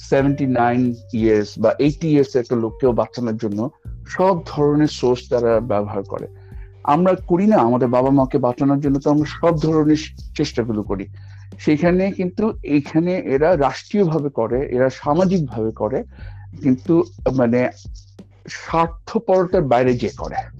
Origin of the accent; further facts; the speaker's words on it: Bangladesh; moved away as an adult; now in Australia; আমি বাংলা ভাষা আমি বাংলাদেশের মানুষ এটা আমার বলতে কখনো খারাপ লাগে নাই এটা যখন আমি অস্ট্রেলিয়াতেও আসছি এখানে আমার কখনো ওই অস্ট্রেলিয়ান হইতে হয়নি ওদের মতো এক্সেন্টে কথা বলার দরকার লাগেনি